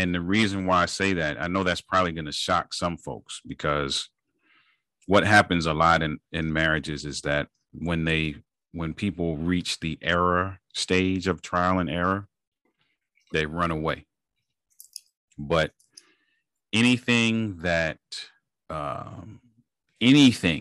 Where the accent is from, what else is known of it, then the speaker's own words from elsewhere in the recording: United States; Born in the United States, born to parents that were originally from the Caribbean